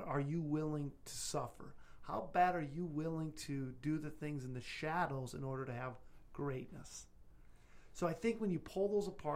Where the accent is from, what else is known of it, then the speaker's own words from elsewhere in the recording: South Dakota, United States; I'm from South Dakota